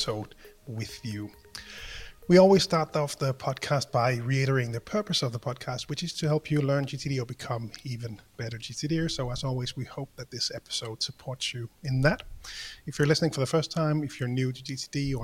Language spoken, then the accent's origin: English; Denmark; I'm the guy from Denmark